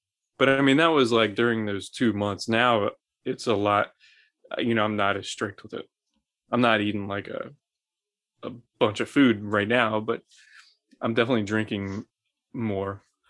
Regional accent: Scotland, United Kingdom; But I'm Scottish, so I'm allowed to?

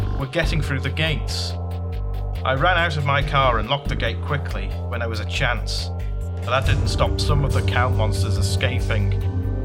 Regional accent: Manchester, North West England, United Kingdom; I'm from Manchester

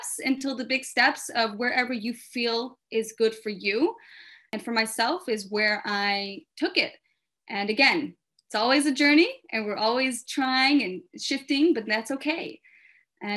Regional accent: Memphis, Tennessee, United States; I am from Memphis, Tennessee

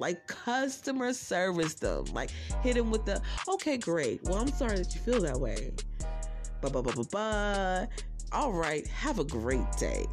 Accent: New Jersey, United States; because I'm from Jersey

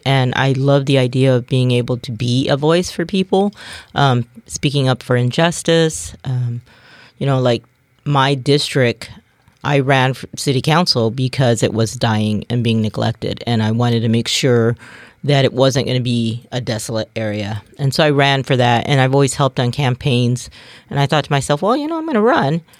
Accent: Bremerton, Washington, United States; I was born and raised in Kitsap County, um, born and raised in Bremerton.

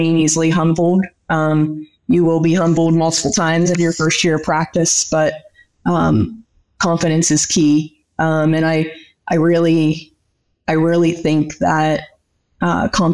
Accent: Pennsylvania, United States; moved away as an adult; also born or lived in Diamond, Oklahoma; now in Oklahoma, United States; I was born and raised in Pennsylvania, equidistant to State College in Harrisburg

